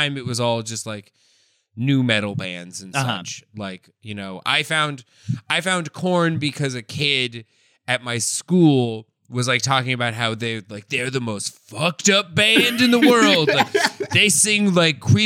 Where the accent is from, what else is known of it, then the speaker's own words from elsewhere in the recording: Denver, Colorado, United States; I grew up in Denver, Colorado